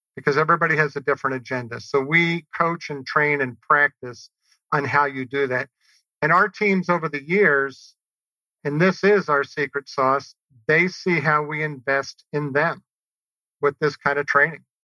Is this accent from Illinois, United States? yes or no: no; New Orleans, Louisiana, United States; growing up in New Orleans.